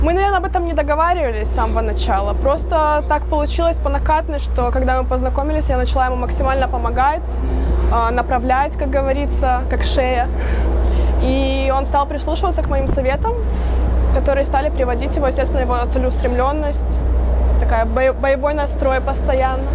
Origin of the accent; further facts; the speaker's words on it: Chișinău, Moldova; now in United States; Я вообще родилась в Молдавии, но я в Америке живу 12 с половиной лет.